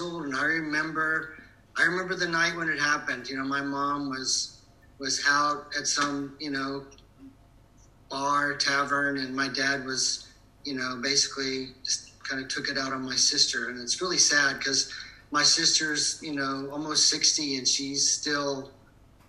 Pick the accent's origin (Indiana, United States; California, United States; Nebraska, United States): Indiana, United States; Kokomo; now in Austin, United States; I was born in Kokomo, Indiana, as a factory town, blue collar all the way.